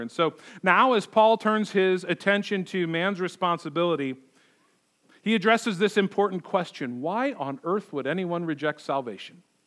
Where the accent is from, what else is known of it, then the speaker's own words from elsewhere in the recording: United States; we live our lives as American Christians.